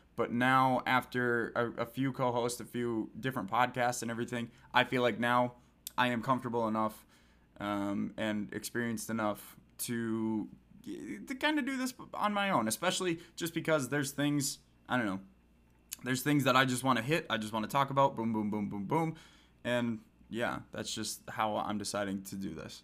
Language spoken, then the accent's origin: English; Wisconsin, United States; I'm from Wisconsin